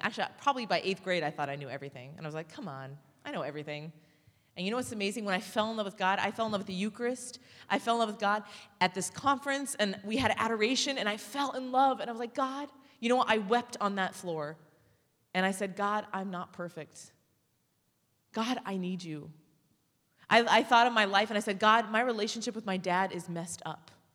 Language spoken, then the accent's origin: English; Orange County, California, United States; I'm from Orange County